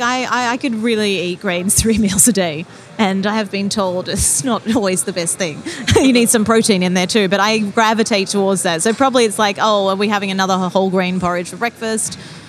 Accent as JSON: {"language": "English", "region": "California", "country": "United States", "said": "I'm from California"}